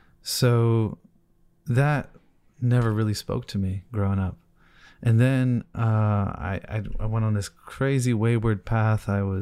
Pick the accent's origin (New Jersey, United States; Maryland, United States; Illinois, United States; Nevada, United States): New Jersey, United States; Because I grew up in New Jersey in a community that was very influenced probably by, you could say, the Ikhwan.